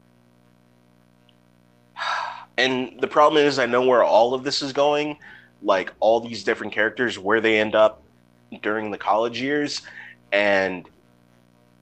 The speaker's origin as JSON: {"language": "English", "region": "California", "country": "United States", "tie": "born or raised there", "said": "I grew up in California"}